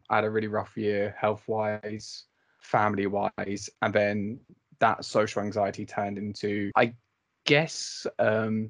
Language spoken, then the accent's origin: English; Maidstone, South East England, United Kingdom; also born or lived in Brighton; I'm 23 from Maidstone and I'm also doing a sports journalism master's in Brighton